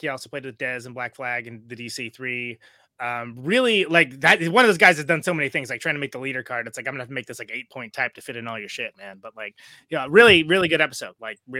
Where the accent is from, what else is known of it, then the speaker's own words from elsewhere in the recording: Oakland, California, United States; Oakland, my hometown.